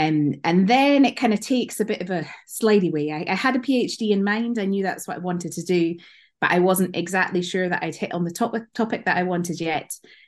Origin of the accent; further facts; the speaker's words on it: Scotland, United Kingdom; accent: Scottish; So I think people will work out from my accent that I'm originally from Scotland, although it's not as strong as it used to be.